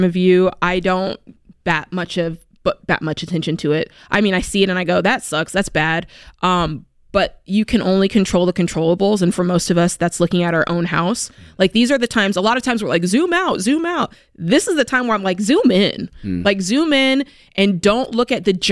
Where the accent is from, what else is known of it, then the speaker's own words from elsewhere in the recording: United States; as American people